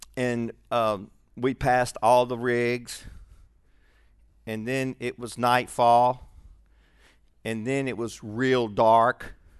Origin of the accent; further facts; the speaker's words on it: Shreveport, Louisiana, United States; also born or lived in Birmingham; I was born in Shreveport most of my young life, and I lived in Birmingham for a while and then back to Shreveport in the sixth grade.